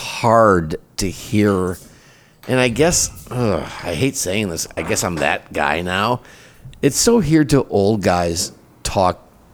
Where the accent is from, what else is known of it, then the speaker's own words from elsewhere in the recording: Midwest, United States; also born or lived in Chicago / Minneapolis / Wisconsin; I was raised in the Midwest, so Chicago, Minneapolis, Wisconsin, a lot of freshwater.